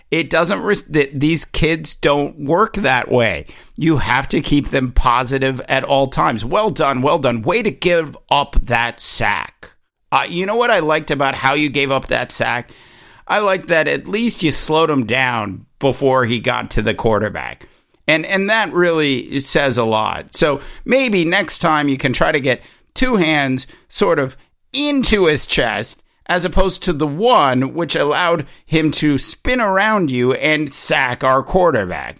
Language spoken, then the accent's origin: English; Southern California, United States; when I was growing up in Southern California